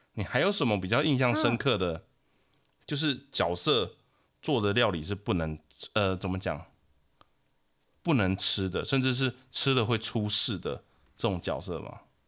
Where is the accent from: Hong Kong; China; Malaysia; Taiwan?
Taiwan; 因为我的老家那边是曾经的很热闹的小镇这样子